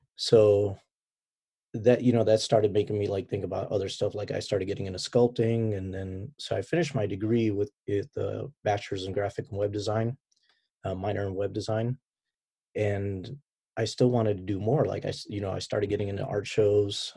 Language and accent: English; Chicago, Illinois, United States; moved away as an adult; also born or lived in Baghdad, Iraq; now in San Diego, United States; chicago ever since from when i can remember you know growing up as a kid